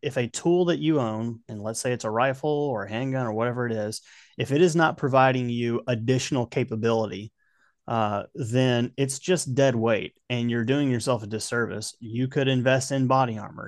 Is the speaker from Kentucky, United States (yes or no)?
yes; Kentucky, United States; now in Tennessee, United States; Growing up in Kentucky